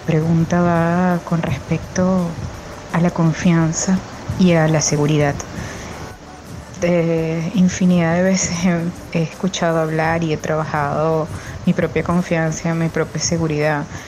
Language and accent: Spanish; Venezuela; now in Málaga, Spain; soy venezolana viviendo en España, Málaga